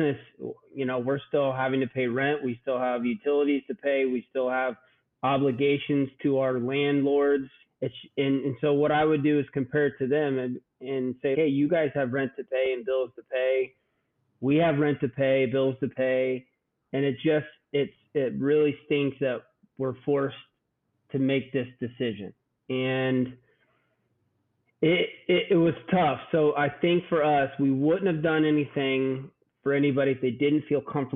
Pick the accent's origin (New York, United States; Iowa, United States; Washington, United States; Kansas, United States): Iowa, United States; Southern; I grew up in Southern Iowa, and so I'm a country boy at heart.